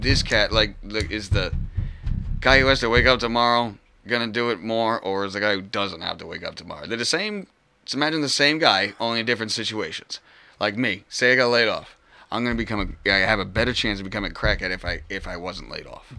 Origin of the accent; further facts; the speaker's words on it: Rhode Island, United States; I was born raised Rhode Island. I left like twice